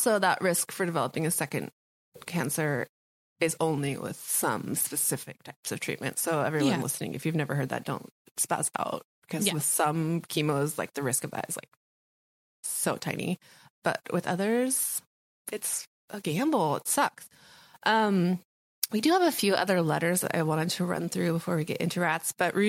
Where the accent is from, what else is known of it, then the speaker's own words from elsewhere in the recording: Guatemala; I am from Guatemala.